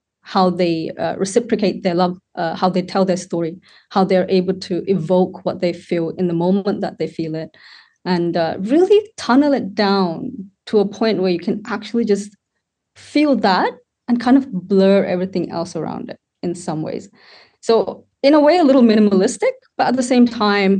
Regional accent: Sri Lanka; now in United Kingdom; I was born in Sri Lanka and I was brought up there

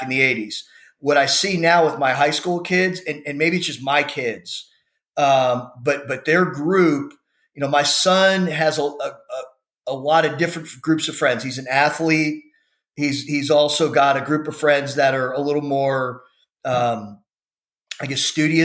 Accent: Houston, Texas, United States; where we grew up in the Spring Branch area of Houston

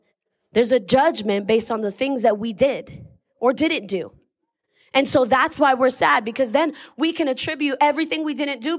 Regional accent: Boston, Massachusetts, United States; moved away; I'm from Boston.

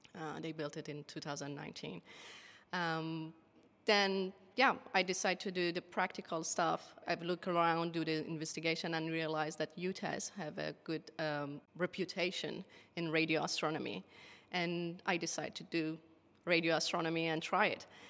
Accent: Iran; English is a second language; moved away as an adult; now in Tasmania, Australia; my home country, Iran

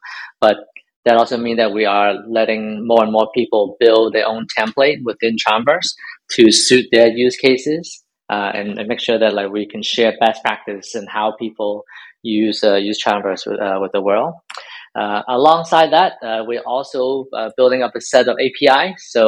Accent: Hong Kong; moved away; I'm from Hong Kong originally.

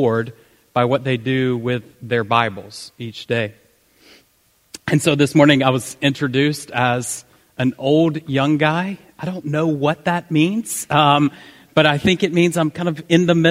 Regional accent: the South, United States; accent: southern; I tried to tone down my southern accent

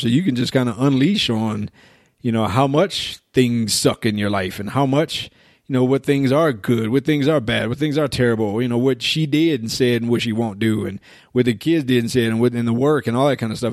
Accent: United States; especially as American guys

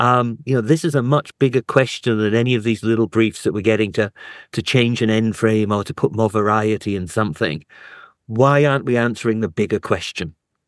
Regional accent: North East England, United Kingdom; also born or lived in Germany / Africa; So I was born in Germany. We moved down to Africa when I was a kid. And then I was in the northeast of England.

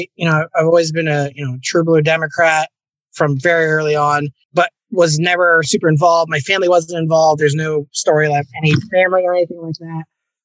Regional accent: Clearfield, Pennsylvania, United States; also born or lived in Okinawa, Japan; Yeah. My dad was in the Navy. We moved around quite a bit, settling down in Pennsylvania when I was 10 in Clearfield, Pennsylvania

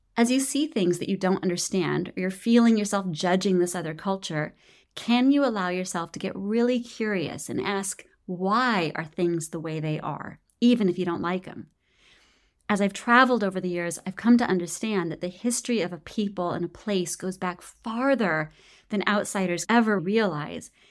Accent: United States; also born or lived in Nicaragua; not only as an American

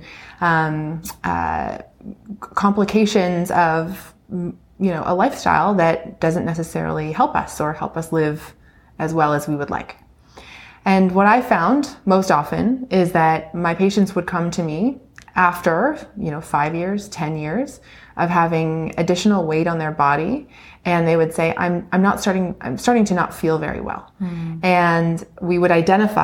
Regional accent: Ontario, Canada; I'm from Ontario. I grew up in a small town

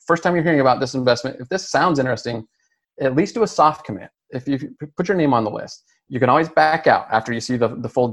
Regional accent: Utah, United States; moved away as an adult; now in Texas, United States; We're from Utah. We've been in Texas for about 10 years

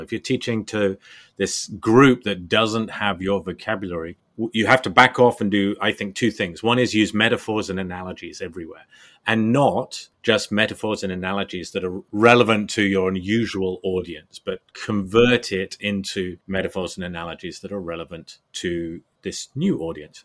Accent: United Kingdom; moved away as an adult; also born or lived in Germany; I left the UK kind of twenty odd years ago

